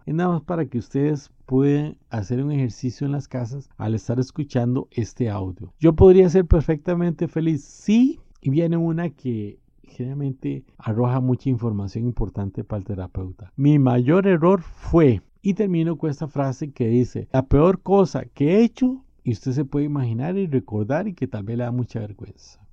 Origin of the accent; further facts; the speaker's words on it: Costa Rica; Soy costarricense